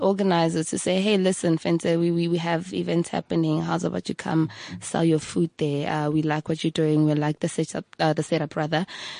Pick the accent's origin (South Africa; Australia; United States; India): South Africa; Hammanskraal, Gauteng; Hammond's Kraal, my hometown, where I'm from.